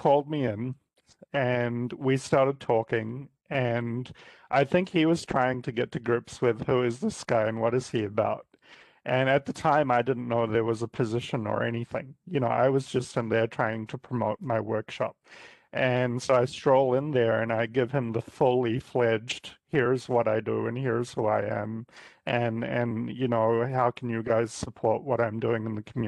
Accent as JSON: {"language": "English", "country": "New Zealand", "moved": "as an adult", "lives_now": "Cleveland, United States", "said": "I'm originally from New Zealand. I had about a 16-year career in New Zealand in technology prior to coming to the United States"}